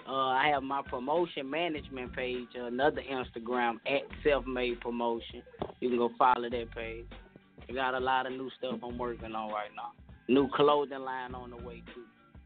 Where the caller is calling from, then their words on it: Baton Rouge, Louisiana, United States; I'm coming from Baton Rouge, Louisiana.